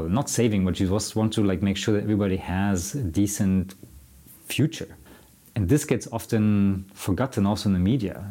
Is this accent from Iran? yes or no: no; Germany; now in Sweden; I'm from Germany